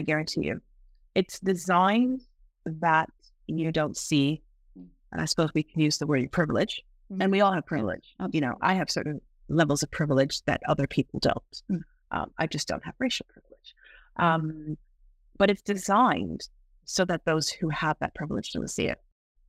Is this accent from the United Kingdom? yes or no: yes; England, United Kingdom; born there; You know, I live in England. While I do not sound like it, I was born in England.